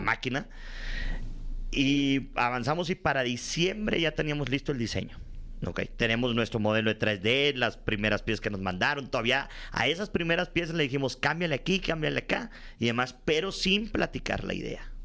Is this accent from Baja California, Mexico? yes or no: no; Monterrey, Nuevo León, Mexico; allá en el norte, en mi tierra, en Monterrey